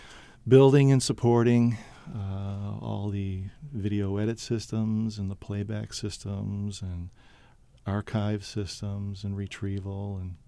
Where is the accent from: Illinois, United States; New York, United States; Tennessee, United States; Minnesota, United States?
New York, United States; Buffalo; also born or lived in Brooklyn, New York; now in Maine, United States; Yeah, we lived in Brooklyn and were there for almost 30 years. I grew up in Buffalo, New York